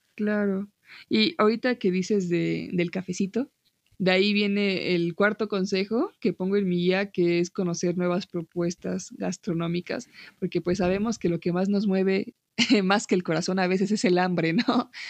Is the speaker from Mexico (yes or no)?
yes; Mexico; tú y yo somos de México